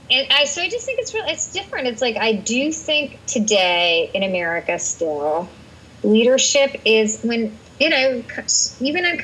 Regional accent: India; I'm Indian and I'm a woman. I'm a little loud and I'm definitely short.

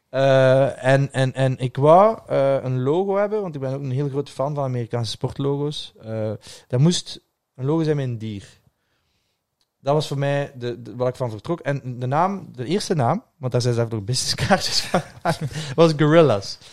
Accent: Ghent, Flanders, Belgium; moved away as an adult; now in Brussels, Belgium; Gent, waar ik vandaan kwam

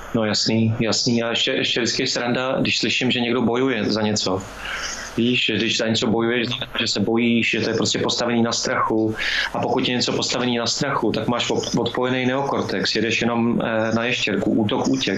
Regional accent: Lanškroun, Pardubice Region, Czechia; já jsem z Lančkrovna

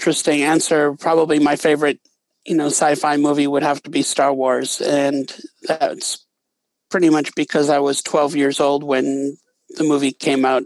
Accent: Wisconsin, United States; moved away as an adult; also born or lived in Bozeman, Montana; I grew up in Wisconsin, and I went to graduate school in Montana at Montana State University in Bozeman

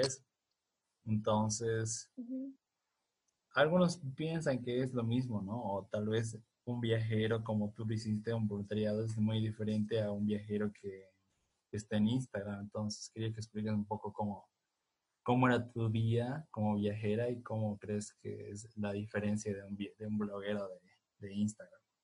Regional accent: Bolivia; nosotros somos de Bolivia

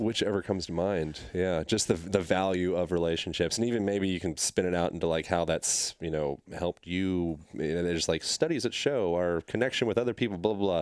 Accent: Pennsylvania, United States; moved away; I grew up in Pennsylvania

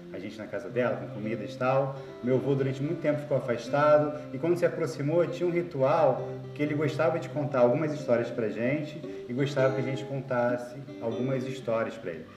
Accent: Itaguaí, Rio de Janeiro, Brazil; Muito da minha infância eu passei na Ilha da Madeira, indo nas praias, conversando com as pessoas, ouvindo as histórias de tios e tias

